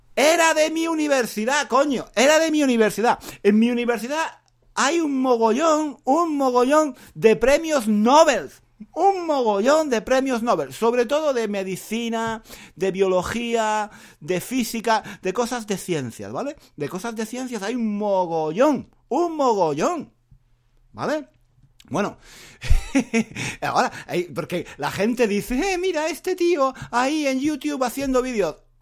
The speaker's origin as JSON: {"language": "Spanish", "town": "Granada", "region": "Andalusia", "country": "Spain", "tie": "born or raised there", "moved": "as an adult", "lives_now": "London, United Kingdom", "said": "mi ciudad natal en Granada"}